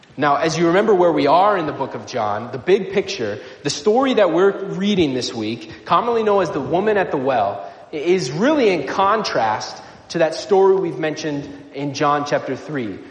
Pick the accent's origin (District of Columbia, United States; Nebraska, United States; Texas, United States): Nebraska, United States; moved away; I grew up in Nebraska